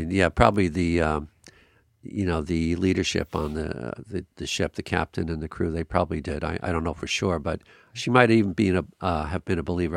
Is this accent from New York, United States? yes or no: yes; Long Island, New York, United States; I was raised on Long Island, New York, which is a beautiful island